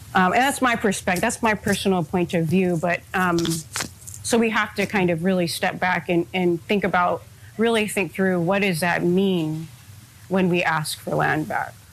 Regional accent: Hawaii, United States; I am an Oivi of Hawaii

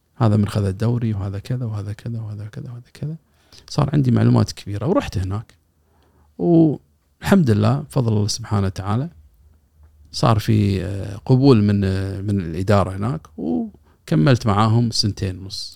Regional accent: Kuwait; عندنا بالكويت

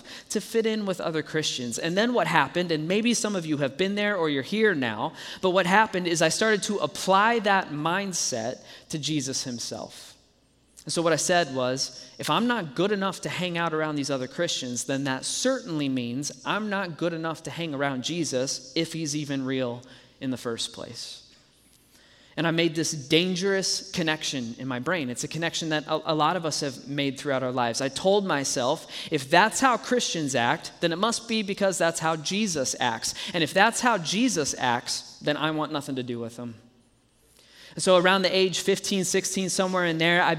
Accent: Dallas, Texas, United States; now in Colorado, United States; I grew up in Dallas, Texas

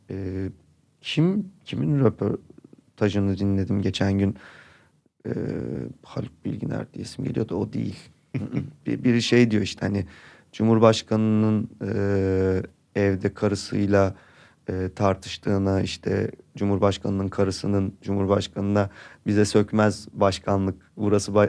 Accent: Istanbul, Turkey; Burada doğdum, büyüdüm

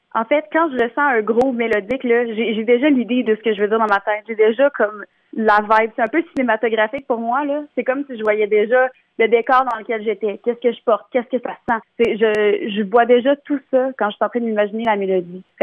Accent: Bas-Saint-Laurent, Quebec, Canada; je viens euh, du Bas-Saint-Laurent

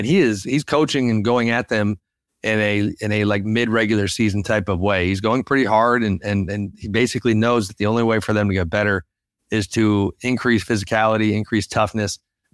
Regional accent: the Bay Area near San Francisco, California, United States; I grew up in the Bay near San Francisco

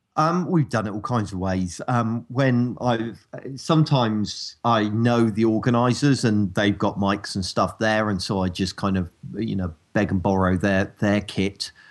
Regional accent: United Kingdom; accent: rural

